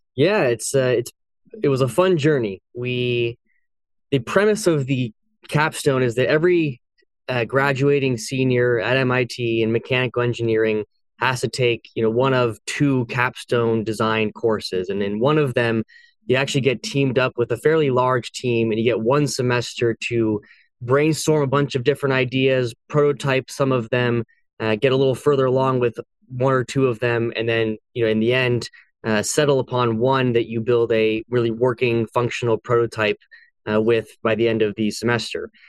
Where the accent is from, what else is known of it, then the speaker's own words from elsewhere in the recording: San Francisco area, California, United States; also born or lived in Boston; I was born and raised in California. I grew up there.